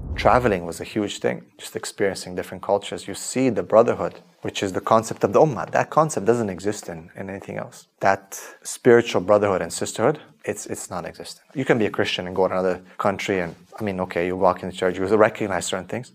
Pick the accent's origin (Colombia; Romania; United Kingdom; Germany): Romania; Transylvania; moved away; also born or lived in Canada; I was born in 1983 in Romania in a famous area called Transylvania.